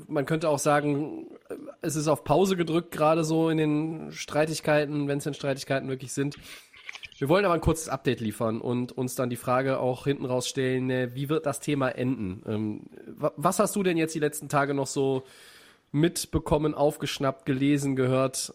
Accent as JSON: {"language": "German", "town": "Düsseldorf", "region": "North Rhine-Westphalia", "country": "Germany", "said": "als Düsseldorfer"}